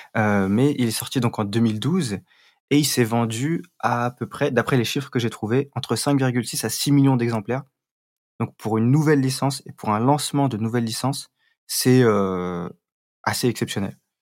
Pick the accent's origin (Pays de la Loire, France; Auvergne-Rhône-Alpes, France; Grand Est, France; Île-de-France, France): Île-de-France, France; Paris; Parisien, ah bah moi aussi, et Rafik aussi. Donc on est tous parisiens.